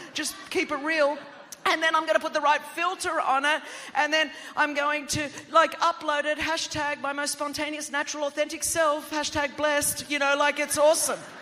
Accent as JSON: {"language": "English", "town": "Sydney", "region": "New South Wales", "country": "Australia", "tie": "born or raised there", "first_language": "Greek", "second_language": "English", "said": "I grew up in Sydney, Australia"}